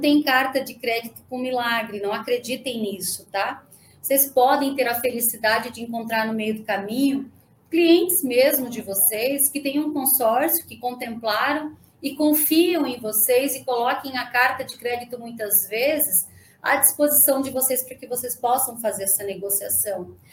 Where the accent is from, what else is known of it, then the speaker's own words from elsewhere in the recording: Santa Catarina, Brazil; moved away; also born or lived in Joinville; Eu, eu morava em Santa Catarina, eu sou de Santa Catarina, e morava em Joinville